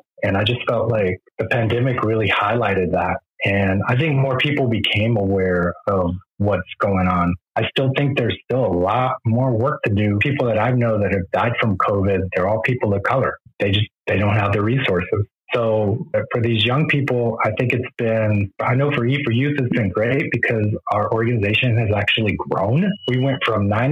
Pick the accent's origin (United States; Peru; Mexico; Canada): Mexico; first language Spanish; English is a second language; when you're Mexican